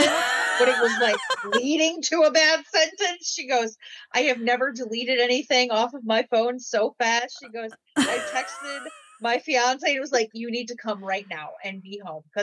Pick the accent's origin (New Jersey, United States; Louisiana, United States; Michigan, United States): Michigan, United States; I'm from Michigan, like very like Bible Belty area. I went to a Christian school, like my whole like education, like pre-K through high school graduation